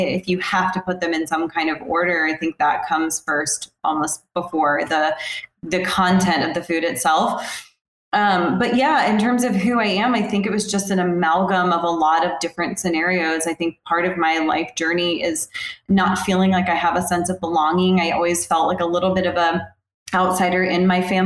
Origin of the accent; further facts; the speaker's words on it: the South, United States; Growing up in the South